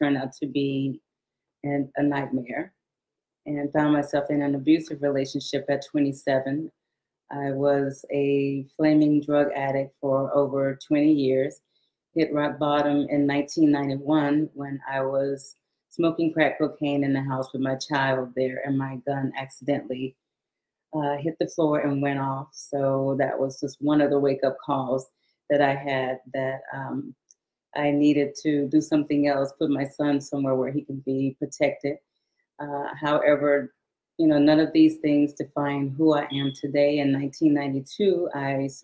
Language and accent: English; Shreveport, Louisiana, United States; also born or lived in Houston, Texas; I was born in 1956 in Houston, Texas, but my family moved back to their hometown after my dad retired from the military when I was 7 years old. So I was raised in Shreveport, Louisiana